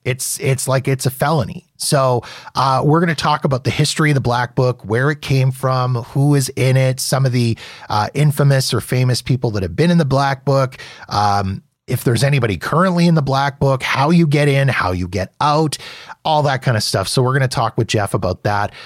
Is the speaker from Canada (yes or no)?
yes; Canada; So here in Canada